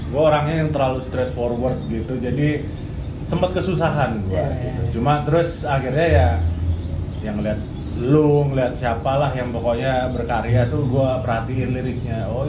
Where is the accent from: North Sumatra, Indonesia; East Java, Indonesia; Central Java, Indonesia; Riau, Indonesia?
East Java, Indonesia; Surabaya; now in Jakarta, Indonesia; saya dari Surabaya. Saya ke Jakarta itu tahun 2008.